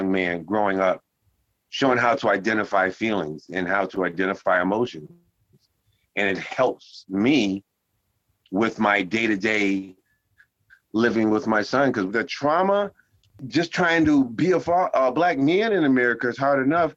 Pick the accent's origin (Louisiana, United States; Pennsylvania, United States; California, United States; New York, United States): New York, United States; New York City; I am originally from the Bronx, New York